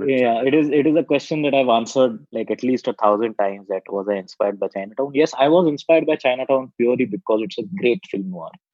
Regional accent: Aurangabad, Maharashtra, India; I am not from Pune. I'm from a smaller town uh, called Aurangabad, which is not so far from Pune

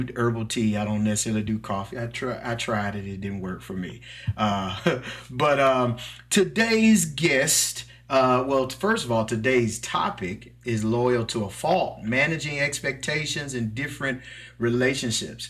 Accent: Mississippi, United States; accent: country; I'm from Mississippi. I'm a country boy. So please forgive my little accent

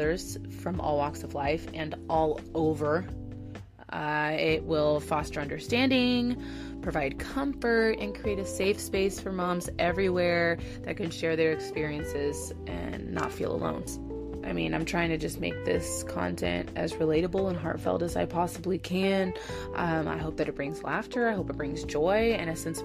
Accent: Southern Missouri, United States; my hometown in Southern Missouri

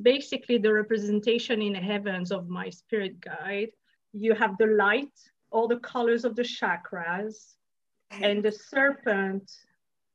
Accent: France; moved away; I'm from France originally.

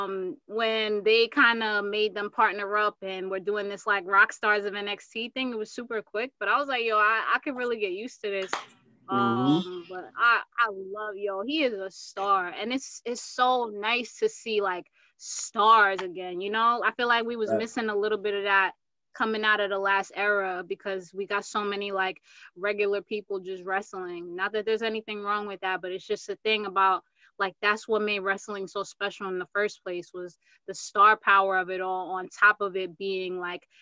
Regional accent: Uganda; moved away; I'm from Uganda

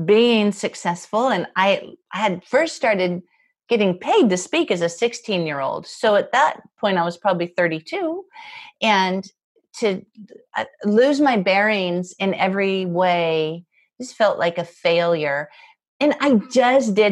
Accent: Spokane, Washington, United States; moved away as an adult; my hometown in Spokane

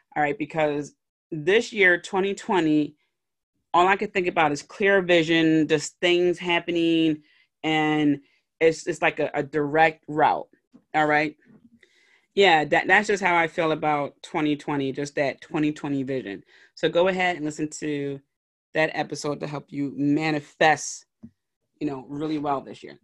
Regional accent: Philadelphia, Pennsylvania, United States; in my hometown in Philly

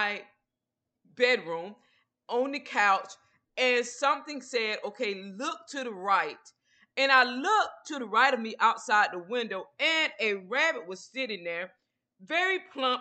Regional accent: Georgia, United States; now in Texas, United States; I lived in Georgia, which is where I'm originally from

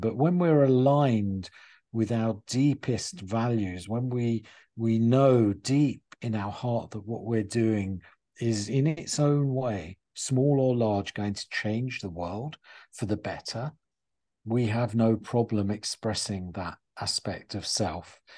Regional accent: England, United Kingdom; moved away as an adult; also born or lived in United States; I used to be this strange English pers-, person in America

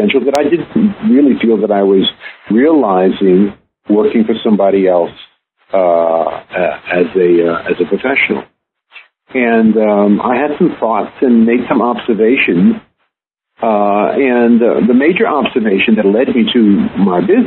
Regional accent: New York City, New York, United States; now in Cleveland, United States; I'm from Brooklyn, New York. I live in Cleveland, Ohio

